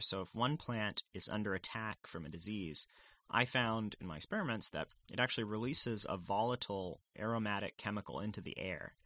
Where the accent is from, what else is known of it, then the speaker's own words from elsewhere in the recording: San Antonio, Texas, United States; I grew up in San Antonio, Texas